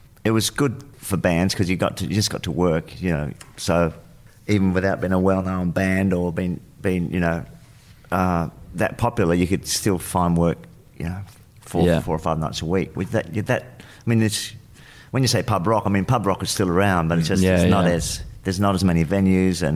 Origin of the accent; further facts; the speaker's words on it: Adelaide, South Australia, Australia; moved away; Where we grew up in Adelaide was on the other side of more towards the hills.